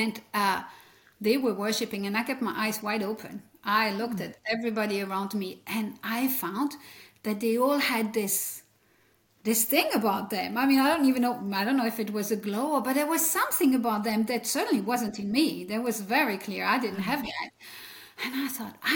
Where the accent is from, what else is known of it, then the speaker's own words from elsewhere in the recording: French-speaking Belgium, Wallonia, Belgium; accent: French; first language French; English is a second language; now in Leesburg, United States; I came from the French speaking part of Belgium, and that's what you hear is French in my accent